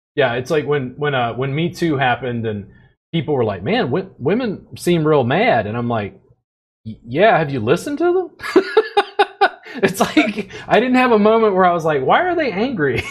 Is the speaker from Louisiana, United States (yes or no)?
yes; Louisiana, United States; moved away; also born or lived in Pennsylvania; I grew up in Louisiana